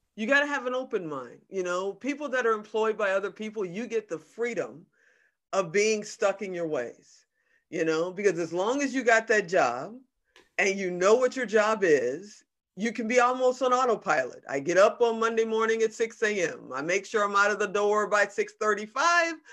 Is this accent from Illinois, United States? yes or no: yes; Chicago, Illinois, United States; also born or lived in Gary, Indiana / Hong Kong; I was born in Gary, Indiana, but I was raised on the south side of Chicago